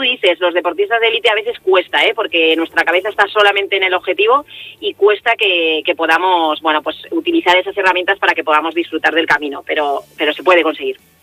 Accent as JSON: {"language": "Spanish", "town": "Vitoria-Gasteiz", "region": "Basque Country", "country": "Spain", "moved": "yes", "said": "hace muchos meses que no estoy por mi tierra"}